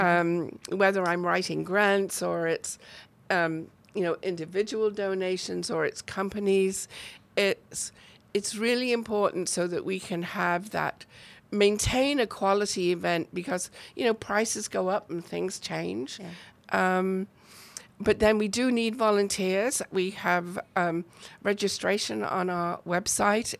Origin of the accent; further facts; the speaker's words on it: near Chester, North West England, United Kingdom; accent: British; moved away as an adult; also born or lived in New Jersey / Cleveland, Tennessee; now in Waco, United States; I'm actually from the north of England. Um, I my hometown is very close to Chester